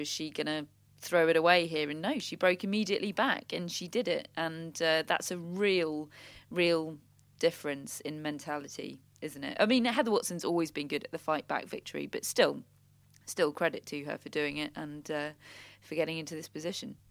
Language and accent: English; United Kingdom; we're British